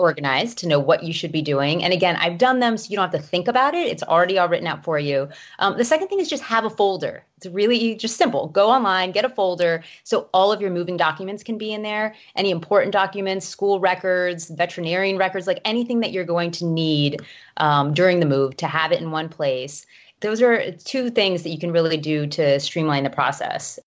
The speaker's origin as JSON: {"language": "English", "town": "Miami", "region": "Florida", "country": "United States", "also_born_or_lived": "Chicago / Knoxville", "moved": "yes", "said": "I'm from Miami, Florida originally"}